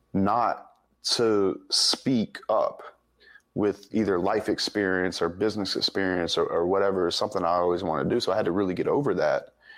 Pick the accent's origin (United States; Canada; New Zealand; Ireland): United States; the South; it was kind of a suppressive, place growing up in the South down here in the Bible Belt